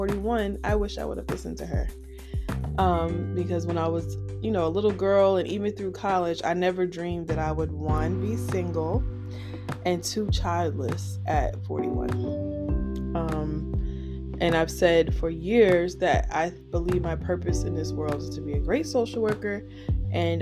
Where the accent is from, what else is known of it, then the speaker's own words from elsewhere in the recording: Piscataway, New Jersey, United States; We call each other townies because we're from Piscataway